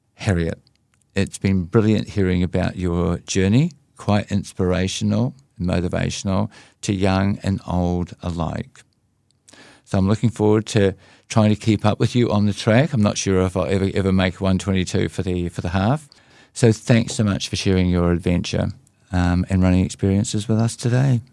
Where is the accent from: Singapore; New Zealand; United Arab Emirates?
New Zealand; Whanganui River area, Manawatū-Whanganui; My hometown river that you were cruising down a canoe on